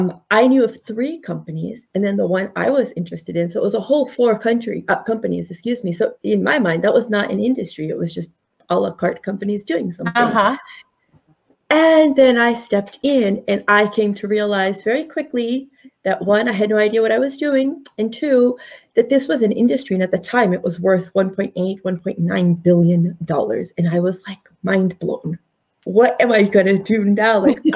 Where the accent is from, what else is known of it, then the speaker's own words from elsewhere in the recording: Connecticut, United States; also born or lived in India; So I was born in India. Mm-hmm. We moved here to Connecticut in 1979